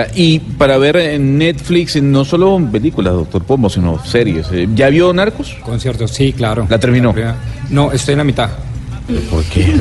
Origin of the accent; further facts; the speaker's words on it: Cali, Valle del Cauca, Colombia; el ADN de nosotros como caleños